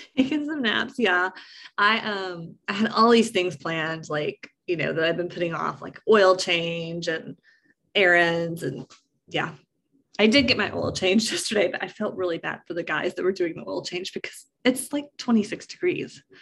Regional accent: East Tennessee, United States; we're from East Tennessee

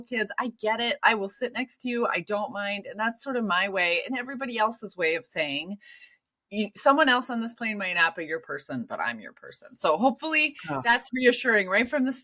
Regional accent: Minneapolis, Minnesota, United States; I lived in the Twin Cities

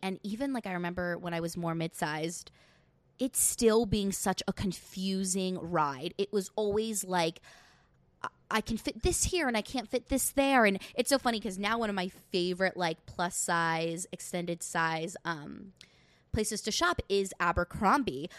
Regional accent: New York, United States; I'm from New York. Yes, I live thirty minutes outside of the city

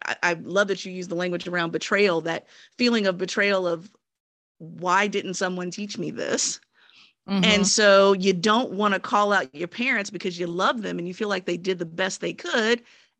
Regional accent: United States; Look, I was born and raised here in the United States, have been Black for all 43 years

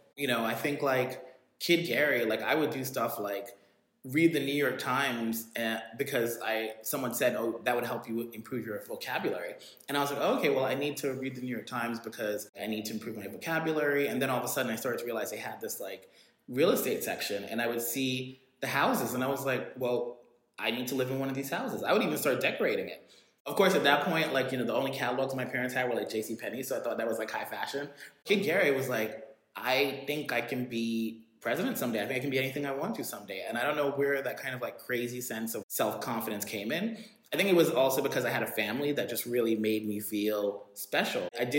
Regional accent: Jamaica; I think like there is something about being Jamaican. And the thing is, like, you know, when I would go back to Jamaica, my parents would send us back to Jamaica every summer.

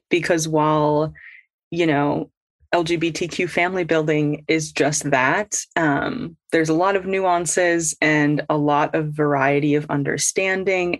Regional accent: Midwest, United States; now in East Coast, United States; born and raised in the Midwest

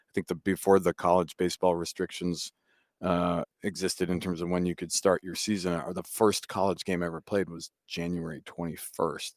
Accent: New Hampshire, United States; moved away as an adult; I grew up in New Hampshire

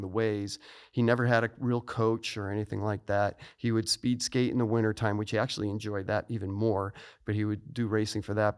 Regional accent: Niles, Illinois, United States; moved away as an adult; I was born in Niles, Illinois, which is a suburb of Chicago

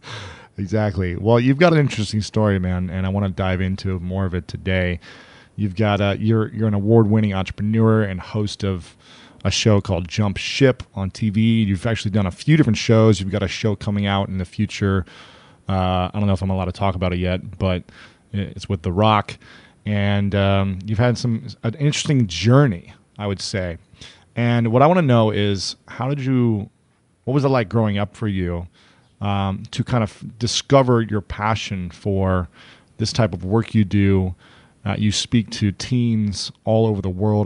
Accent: Ohio, United States; also born or lived in New York City; now in Los Angeles, United States; I'm from Ohio, and I moved from New York City to come here

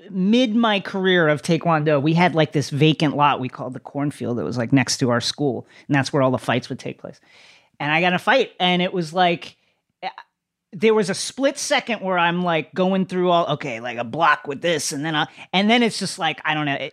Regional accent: Philippines; like I I'm Filipino and so I didn't even have the, the the benefit of being like a famous Asian nationality.

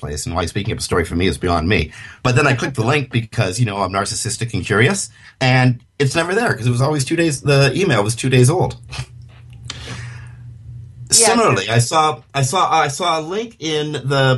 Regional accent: Canada; accent: Canadian; in my Canadian accent

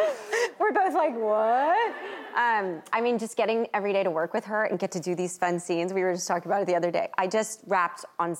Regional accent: Nashville, Tennessee, United States; I'm from Nashville, Tennessee, so country music has been part of my upbringing. So it was really a love letter to country music and where I came from.

